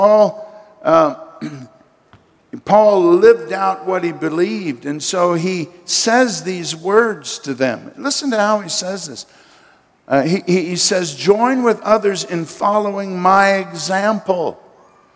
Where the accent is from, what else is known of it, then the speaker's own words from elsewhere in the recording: United States; as an American citizen